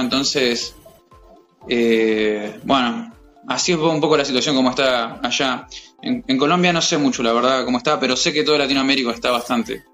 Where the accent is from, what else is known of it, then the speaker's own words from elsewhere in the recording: Mar del Plata, Buenos Aires Province, Argentina; moved away as an adult; also born or lived in Chile; now in Sydney, Australia; yo soy de Mar del Plata